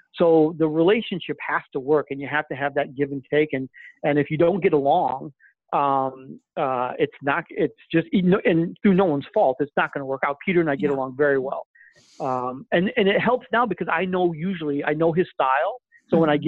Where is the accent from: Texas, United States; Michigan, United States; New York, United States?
Michigan, United States; Flint; moved away as an adult; also born or lived in Vancouver; I'm originally from Flint, Michigan, and um, so I grew up there